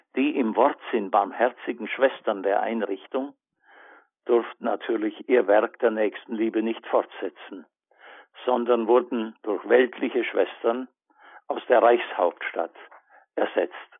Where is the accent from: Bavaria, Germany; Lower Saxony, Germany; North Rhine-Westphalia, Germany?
Bavaria, Germany; Allgäu; in meiner Heimatstadt im Allgäu